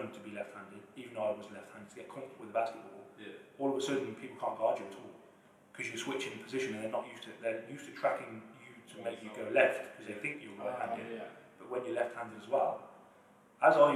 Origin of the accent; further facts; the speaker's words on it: England, United Kingdom; growing up in England, like the fundamental side of basketball is quite poor because it's just not as popular here